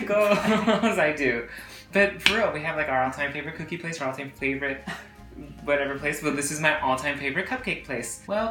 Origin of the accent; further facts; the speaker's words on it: Houston, Texas, United States; moved away as an adult; now in New York, United States; We grew up in Texas, in different parts of Texas. I grew up in Houston, he grew up in Dallas, and we met in college, and now we live in New York, but we still like to pay homage to our Texas roots.